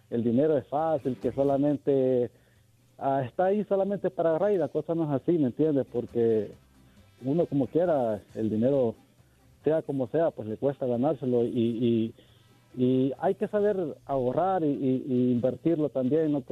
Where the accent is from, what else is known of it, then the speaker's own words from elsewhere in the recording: El Salvador; Pues eh, yo soy de El Salvador.